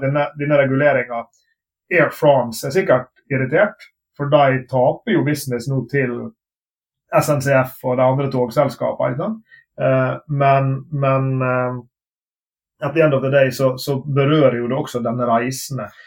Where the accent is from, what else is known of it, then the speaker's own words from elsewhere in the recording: Sunnmøre coast, Møre og Romsdal, Norway; moved away; also born or lived in Bergen; bodde på uh, sunnmørskysten, der jeg kommer fra